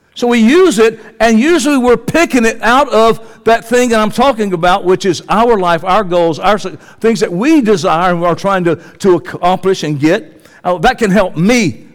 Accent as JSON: {"language": "English", "region": "Georgia", "country": "United States", "tie": "born or raised there", "said": "I was born in Georgia"}